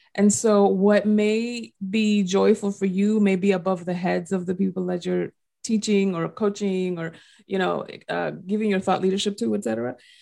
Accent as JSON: {"language": "English", "country": "Dominican Republic", "accent": "Dominican", "said": "my little Dominican accent came out."}